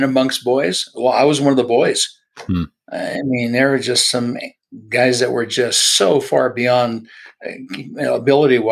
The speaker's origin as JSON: {"language": "English", "town": "Los Angeles", "region": "California", "country": "United States", "tie": "born or raised there", "said": "born and raised in Southern California in the LA area."}